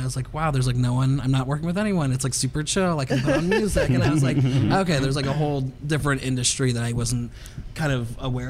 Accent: Healdsburg, California, United States; my hometown in Healdsburg

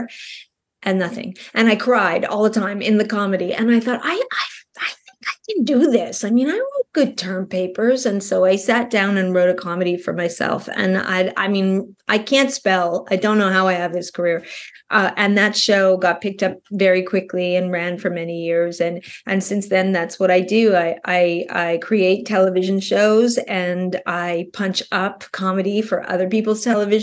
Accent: Montreal, Quebec, Canada; moved away as an adult; also born or lived in New York; I'm from Montreal, Canada. I got on the Greyhound bus when I was 19 and moved to New York

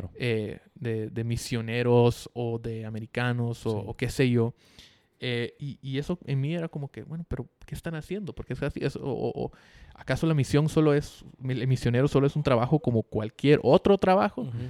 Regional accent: Guatemala; yo crecí en Guate

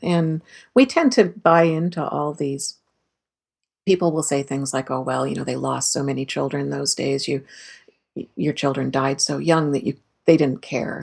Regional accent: Canada; as a Canadian

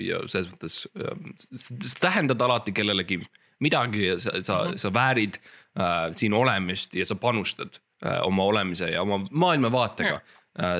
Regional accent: Estonia; ma olen eestlane

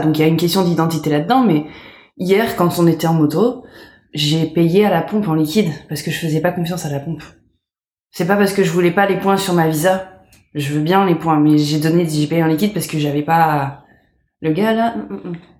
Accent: France; moved away; also born or lived in Canada / United States; je me sens française, je suis française, je suis née française.

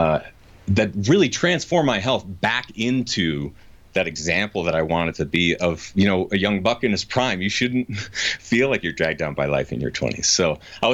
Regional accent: New Hampshire, United States; moved away as an adult; now in Colorado, United States; I grew up in New Hampshire.

